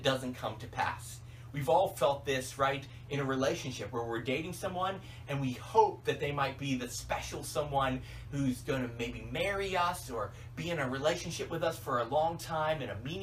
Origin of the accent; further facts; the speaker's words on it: Tennessee, United States; I was growing up in Tennessee